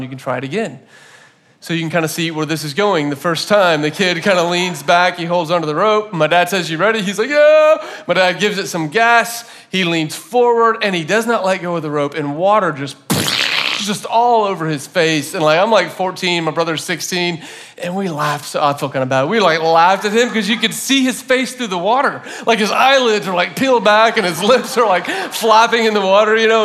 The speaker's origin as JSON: {"language": "English", "region": "Florida", "country": "United States", "tie": "born or raised there", "moved": "yes", "said": "I grew up in Florida"}